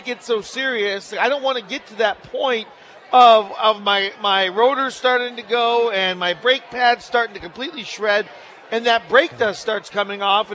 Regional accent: Minot, North Dakota, United States; moved away; my hometown of Minot, North Dakota

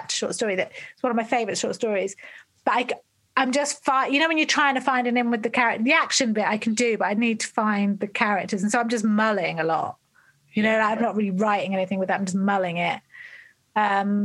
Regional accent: England, United Kingdom; also born or lived in London; we're all English people

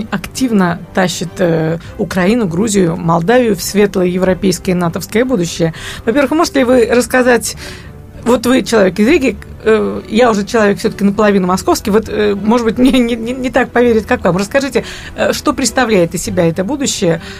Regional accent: Estonia; когда я представляла, что тут я такая … из Эстонии, говорю, а, классно, мы тоже скоро будем в Евросоюзе

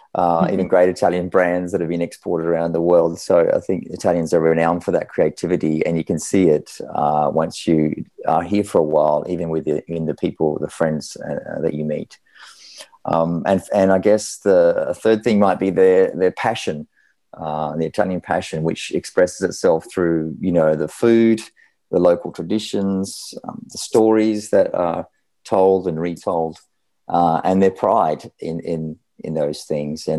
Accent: Australia; moved away as an adult; now in Milan, Italy; I was born in Australia myself

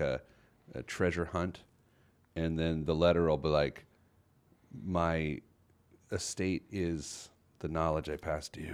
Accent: Indianapolis, Indiana, United States; the Indianapolis Star, which is my hometown paper.

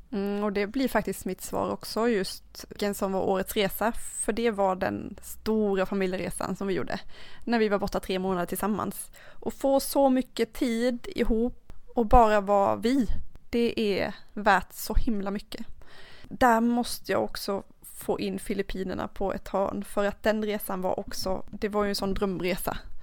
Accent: Karlskrona, Blekinge, Sweden; jag kommer från Karlskrona

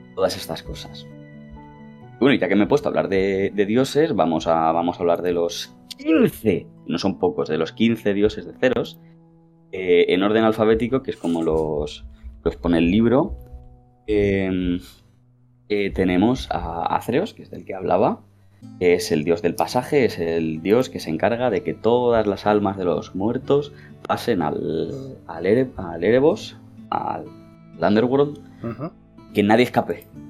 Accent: Spain; nosotros somos españoles y hablamos castellano

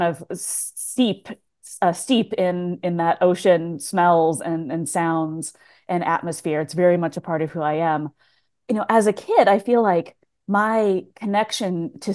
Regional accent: Tacoma, Washington, United States; I grew up in Tacoma, Washington

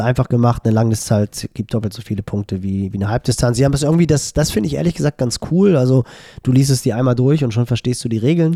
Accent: Hamburg, Germany; als Hamburger

